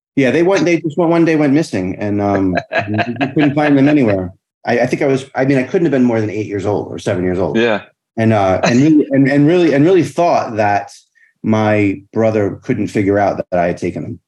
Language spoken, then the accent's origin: English; Bristol, Rhode Island, United States; also born or lived in Fall River, Massachusetts; I grew up in Rhode Island, a little town called Bristol, about a half an hour outside of Providence, an hour outside of Boston